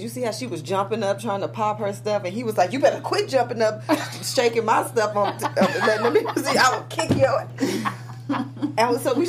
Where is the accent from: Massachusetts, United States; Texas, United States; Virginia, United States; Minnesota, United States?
Texas, United States; Houston; I grew up in Houston